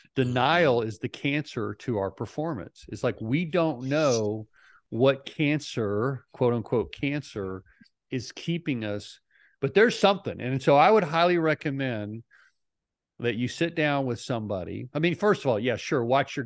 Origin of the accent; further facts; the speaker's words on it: Idaho, United States; I'm from Idaho.